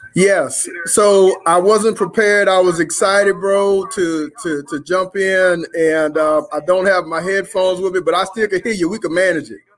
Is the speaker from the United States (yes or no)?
yes; Louisiana, United States; now in Richmond, Texas, United States; I'm in Richmond, Texas, and, um, I'm originally from Louisiana